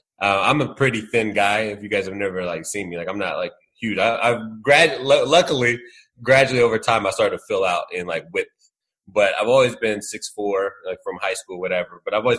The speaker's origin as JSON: {"language": "English", "region": "Indiana", "country": "United States", "said": "I'm from Indiana."}